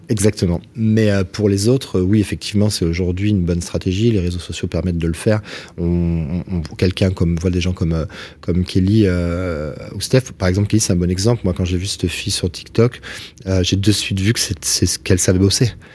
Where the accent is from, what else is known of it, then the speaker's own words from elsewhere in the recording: Toulouse, Occitania, France; comme on dit chez nous à Toulouse